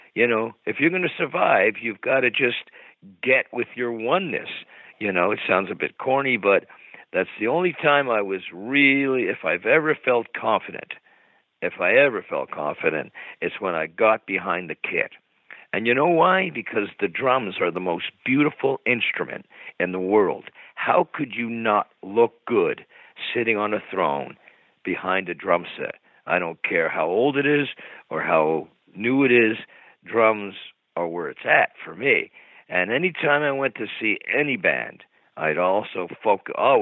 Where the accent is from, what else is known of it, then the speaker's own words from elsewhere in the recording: Montreal, Quebec, Canada; growing up in Montreal